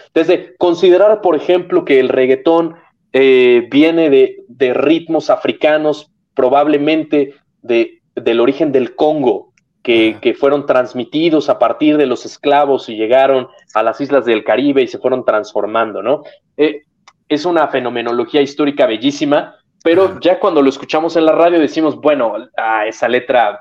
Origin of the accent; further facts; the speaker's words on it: Mexico; moved away; also born or lived in Serbia / Spain; después me regreso a México